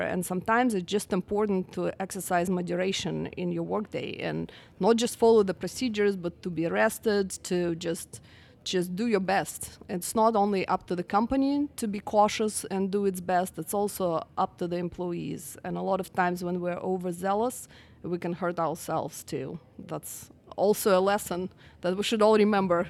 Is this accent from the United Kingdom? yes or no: no; Russia; moved away as an adult; also born or lived in Utah; now in Houston, United States; I'm actually from Russia originally, and I came here after college